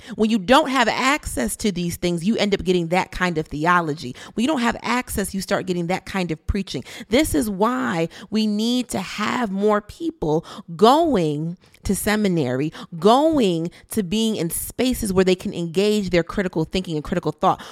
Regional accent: Bridgeport, Connecticut, United States; I grew up in Bridgeport in the nineties

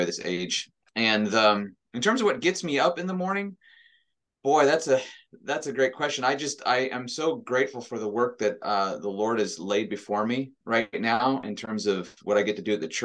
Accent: Montana, United States; I grew up in Montana

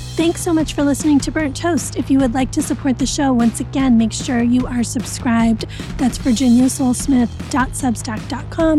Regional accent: New England, United States; I grew up in New England.

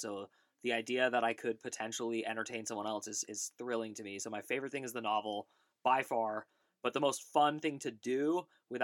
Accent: Bay Area of California, United States; also born or lived in New York; I grew up in the Bay Area of California. I was born in New York, but I definitely grew up in the Bay Area of California, right next to Berkeley and Oakland, California.

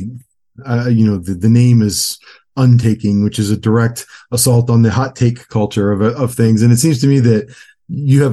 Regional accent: Cleveland, Ohio, United States; I'm from Cleveland, Ohio

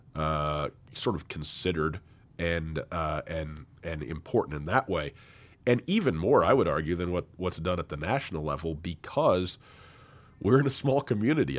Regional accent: Missoula, Montana, United States; my hometown

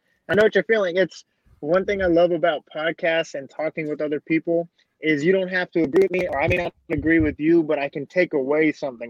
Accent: Daytona Beach, Florida, United States; my hometown, Daytona Beach

